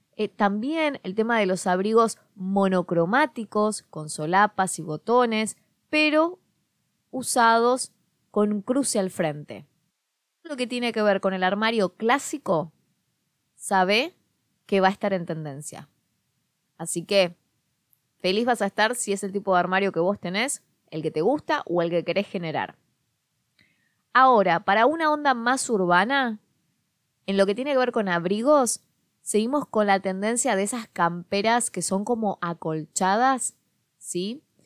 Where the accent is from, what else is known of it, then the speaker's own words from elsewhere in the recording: Quilmes, Buenos Aires Province, Argentina; la zona de Quilmes, en Buenos Aires, que es de donde yo soy